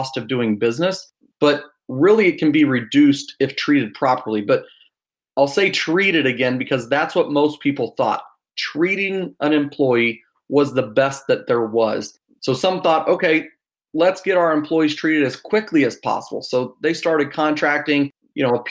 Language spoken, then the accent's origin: English; Louisville, Kentucky, United States; moved away as an adult; now in Austin, United States; I am from Austin, Texas, originally from Louisville.